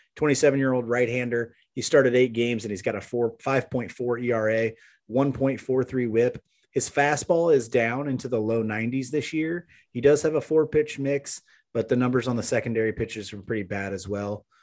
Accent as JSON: {"language": "English", "town": "Maryville", "country": "United States", "tie": "born or raised there", "moved": "yes", "said": "it was fantastic to get back to Maryville. Um, yeah, that, that's my hometown"}